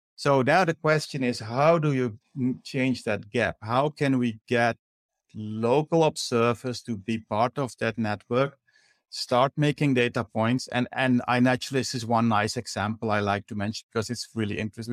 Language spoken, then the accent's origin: English; Suriname; moved away as an adult; I grew up in Suriname, and I have a Surinamese mother who still lives there.